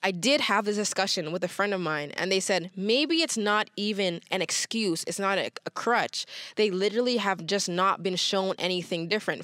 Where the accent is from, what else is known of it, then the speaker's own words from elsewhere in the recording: Toronto, Ontario, Canada; growing up in Toronto, parents have migrated from other places.